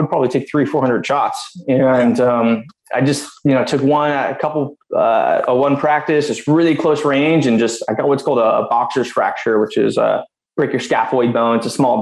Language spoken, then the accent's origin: English; Southern California, United States; born and raised in Southern California